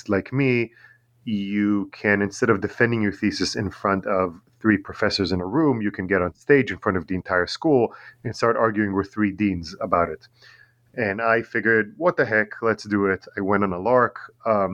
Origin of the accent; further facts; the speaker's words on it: Tel Aviv, Tel Aviv District, Israel; English is a second language; also born or lived in New York; now in Long Island, New York, United States; I'm originally from Tel Aviv in Israel